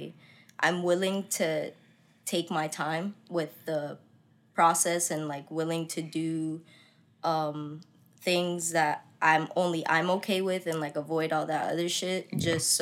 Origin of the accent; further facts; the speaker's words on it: Florida, United States; also born or lived in Connecticut; I'm from Connecticut. I moved from there when I was like 7. So I'm pretty much like, you know, homegrown Florida type